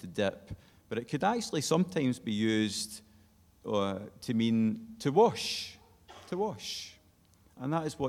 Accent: Glasgow, Scotland, United Kingdom; moved away; I'm from Glasgow originally

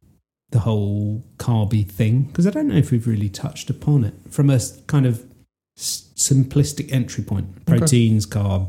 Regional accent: England, United Kingdom; I'm English.

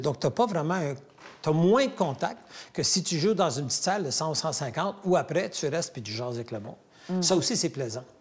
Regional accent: Sudbury, Ontario, Canada; moved away as an adult; now in Quebec, Canada; je suis septième génération franco-ontarienne

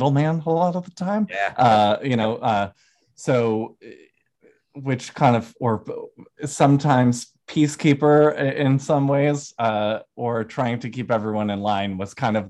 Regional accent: Herkimer, New York, United States; also born or lived in Oneonta, New York / Westchester, New York; I grew up in Herkimer, New York, so not too far from Utica

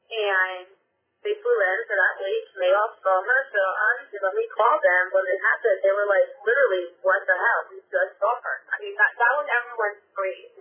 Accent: Westchester, New York, United States; I came from Westchester

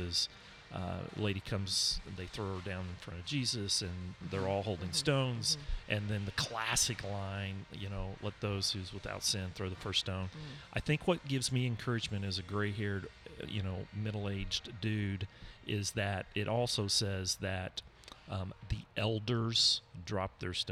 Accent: South Oklahoma, United States; I grew up in South Oklahoma

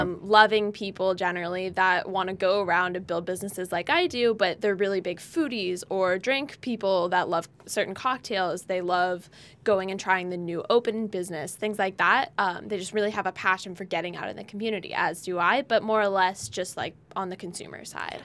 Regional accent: California, United States; now in Nevada, United States; We were both born and raised in California.

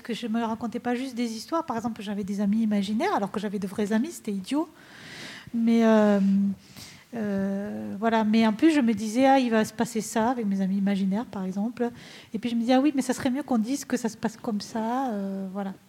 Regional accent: Rodez, Occitania, France; je suis Véronèse d'origine. Donc c'était l'Aveyron et je me suis dit, ah, ben, puisque je suis née à Rodez

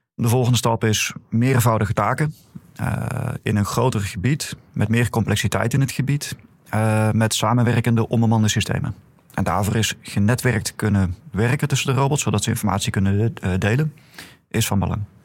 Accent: Netherlands; als Nederlanders

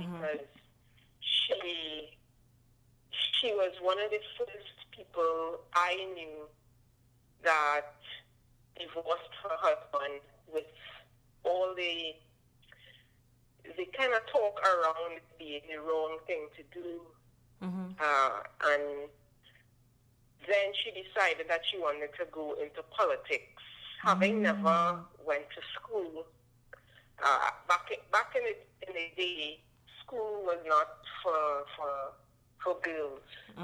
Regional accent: Trinidad & Tobago; I am. I was born here

